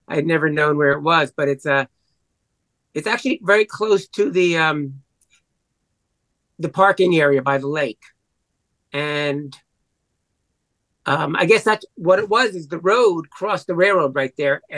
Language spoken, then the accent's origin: English; New York City, New York, United States; I'm from the Bronx